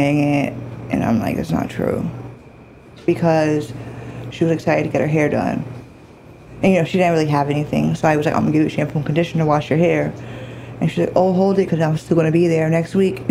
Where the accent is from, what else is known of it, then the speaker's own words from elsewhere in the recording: New York City, New York, United States; I grew up, not in the streets, but I am from Manhattan. I am from the East Village